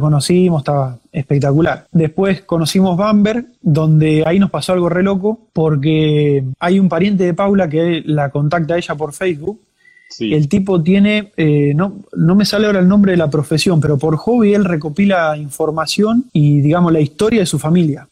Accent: Ferré, Buenos Aires, Argentina; moved away as an adult; also born or lived in New Zealand / Bavaria, Germany; now in Germany; Yo soy de provincia de Buenos Aires, un pueblito llamado Ferré

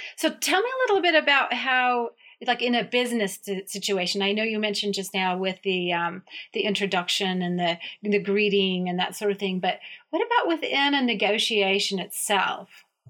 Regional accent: Germany; moved away; I'm from Germany originally

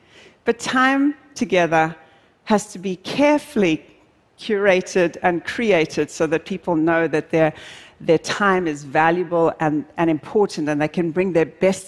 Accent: South Africa; I'm originally South African, and I'm deeply passionate about wildlife conservation

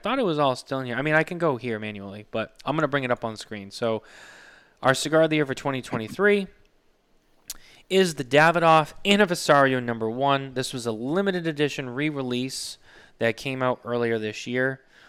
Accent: Massachusetts, United States; moved away; I live in the Granite State. You live in the silver state. So I came from the Bay State.

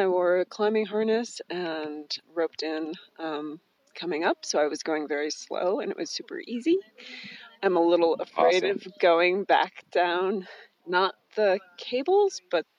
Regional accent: California, United States; now in San Francisco, United States; Oh, I grew up moving around a lot. I call California my home, but I've lived a lot of different places.

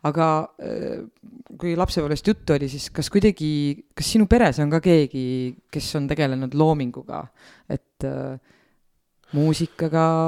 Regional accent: Otepää, Valga County, Estonia; ma olen lihtne maatüdruk, tulen Otepäält

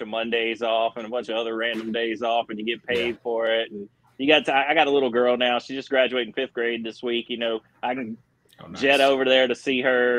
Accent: Winston-Salem, North Carolina, United States; moved away as an adult; now in Nashville, United States; I grew up in Winston-Salem, North Carolina

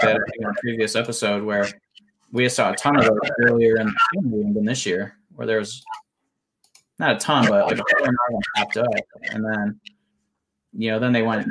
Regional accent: United States; my experience as an American collector

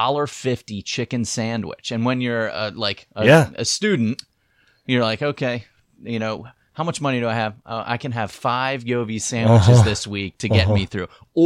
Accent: Parkville, Maryland, United States; also born or lived in Pittsburgh; Oh, yeah. I'm born and raised. Parkville, Kearney, Perry Hall.

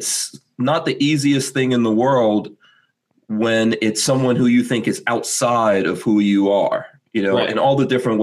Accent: New York City, New York, United States; moved away; also born or lived in Guyana; And I grew up in New York City, specifically Far Rockaway, New York.

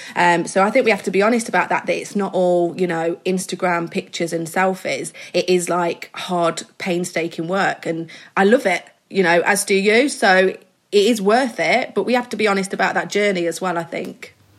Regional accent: Midlands, United Kingdom; I'm from the Midlands, so I'm from a small little town

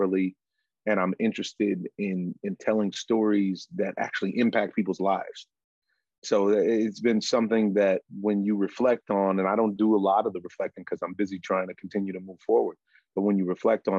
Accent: California, United States; I'm from California

